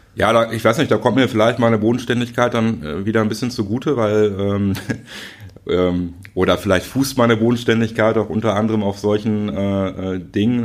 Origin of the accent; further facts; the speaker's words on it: Schöppingen, North Rhine-Westphalia, Germany; bin in Schöpping groß geworden